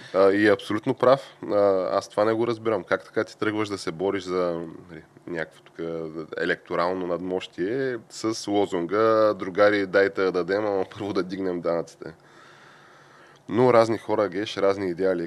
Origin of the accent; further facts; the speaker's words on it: Shumen, Shumen Province, Bulgaria; моя роден град Шумен